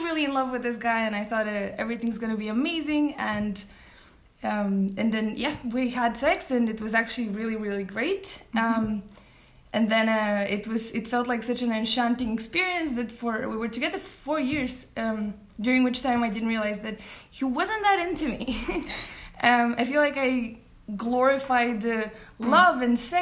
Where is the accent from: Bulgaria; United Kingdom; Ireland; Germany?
Bulgaria; moved away as an adult; now in Copenhagen, Denmark; I'm originally from Bulgaria, but I've been living for the past 8 years in Copenhagen here